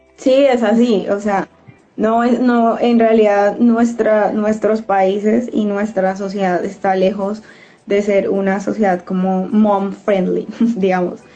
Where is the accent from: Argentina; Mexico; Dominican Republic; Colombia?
Colombia; como mujeres latinas, eh, digamos, colombianas